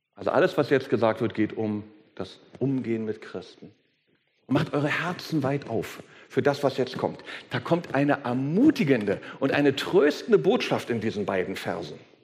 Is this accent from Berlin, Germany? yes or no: yes; Berlin, Germany; wenn ich als, ich als Berliner von Steppke rede